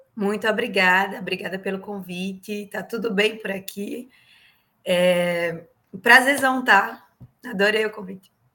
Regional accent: Paraíba, Brazil; moved away as an adult; also born or lived in Curitiba, Brazil; now in Corpus Christi, United States; sou paraibana

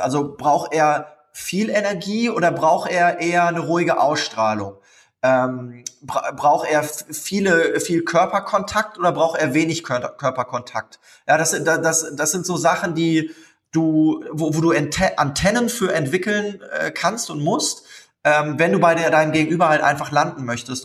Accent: Cologne, North Rhine-Westphalia, Germany; in Köln, das ist meine Heimatstadt.

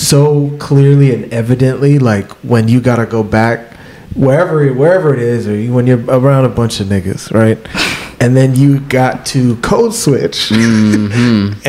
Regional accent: United States; I grew up in the States, right? I'm African, but I grew up in the States

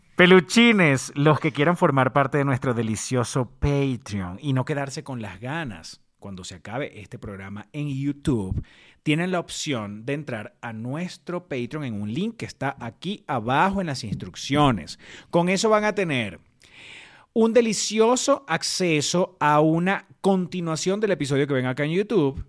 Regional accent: Venezuela; moved away; extraño demasiado Venezuela

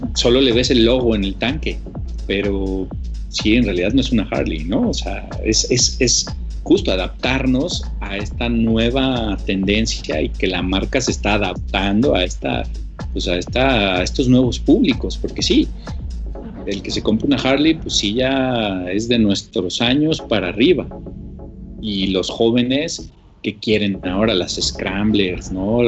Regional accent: Mexico; soy el único mexicano

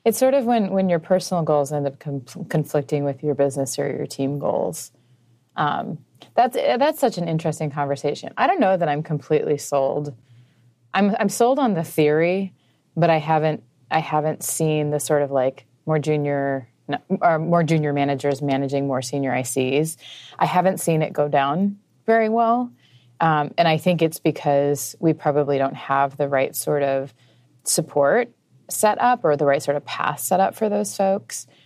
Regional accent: Midwest, United States; I grew up in a, like, a, a super religious home, um, in the Midwest.

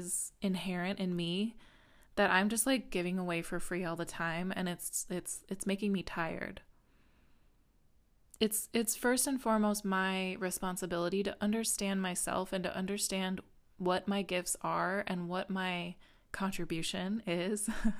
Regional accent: Midwest, United States; that was definitely it for me as a woman growing up in the Midwest.

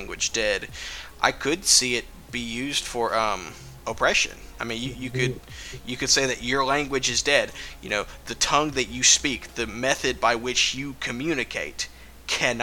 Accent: East Texas, United States; I'm from East Texas by the Gulf of Mexico in the United States

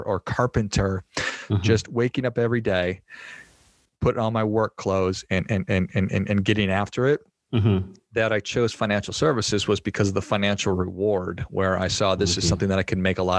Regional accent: Minnesota, United States; moved away as an adult; also born or lived in Arizona; I grew up in Minnesota

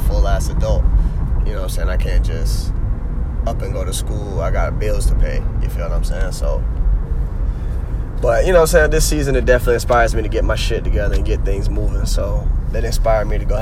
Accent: Jacksonville, Florida, United States; my people are originally from New York, but I was born and raised in Duval County

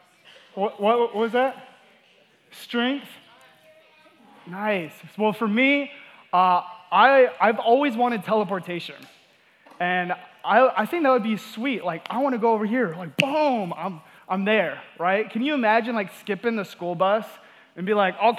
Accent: Georgia, United States; also born or lived in Wyoming; we moved from Wyoming down to Georgia, and my parents, you know, they got divorced, and I kind of grew up in a home without a father's presence.

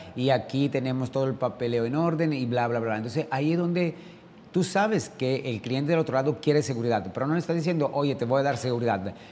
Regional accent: Italy; also born or lived in France / Dubai / Sydney; now in Riviera Maya, Mexico

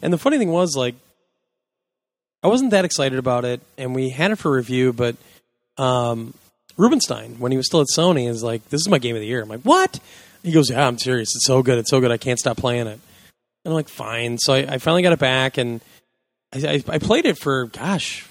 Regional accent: Kansas, United States; I'm from Kansas

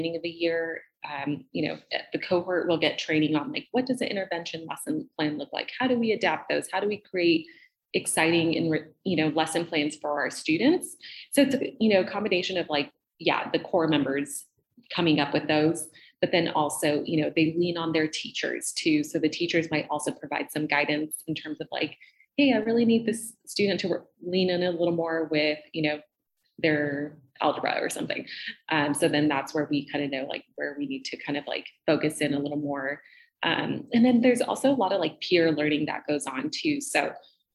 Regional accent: Southern California, United States; moved away as an adult; also born or lived in Boston; I grew up in Southern California, went to school in Southern California

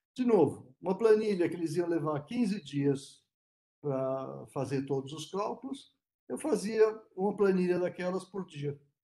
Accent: São Paulo, Brazil; Eu sou de São Paulo

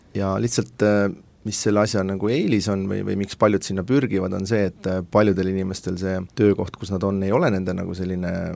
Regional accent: Tartu, Tartu County, Estonia; moved away as an adult; also born or lived in Tallinn / United States; ma tulen originaalist Tartust, et õppisin Tartu Descartesi Lütseumis

